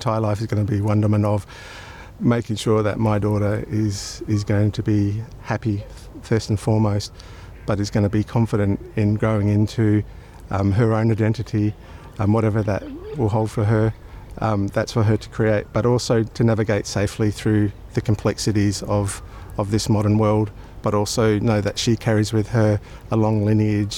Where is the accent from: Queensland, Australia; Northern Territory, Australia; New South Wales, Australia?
Northern Territory, Australia; Darwin; also born or lived in Brisbane; now in South Australia, Australia; I was born in Brisbane but raised in Darwin amongst my Aboriginal family